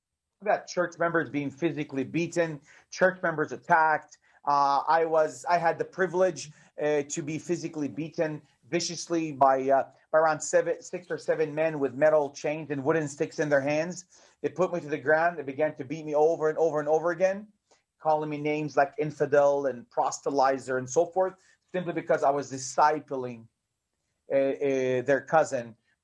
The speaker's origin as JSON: {"language": "English", "town": "Bethlehem", "region": "West Bank", "country": "Palestine", "tie": "born or raised there", "also_born_or_lived": "Jerusalem", "second_language": "English", "said": "I was born in Jerusalem, and I grew up in the city of Bethlehem all my life. Sometimes when people hear me speak English, they think I was born in America. I wasn't. I was born here."}